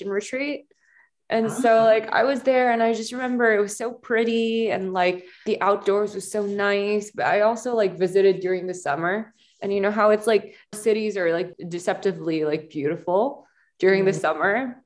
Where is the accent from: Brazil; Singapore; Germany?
Singapore; moved away as an adult; now in Los Angeles, United States; I grew up in Singapore and then I came to LA.